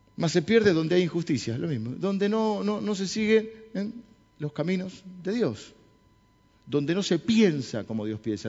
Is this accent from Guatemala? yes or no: no; Argentina; los argentinos somos autodestructivos